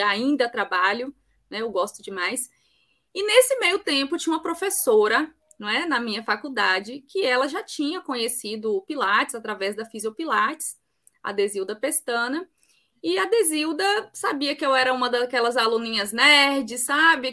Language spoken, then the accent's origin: Portuguese; Campo Grande, Mato Grosso do Sul, Brazil; also born or lived in Eunápolis / Jequié; now in Bahia, Brazil; sou sul-mato-grossense, sou de Campo Grande, mas eu vivo na Bahia já há mais de 20 anos